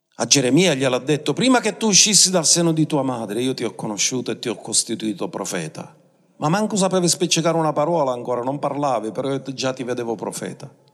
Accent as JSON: {"language": "Italian", "region": "Sicily", "country": "Italy"}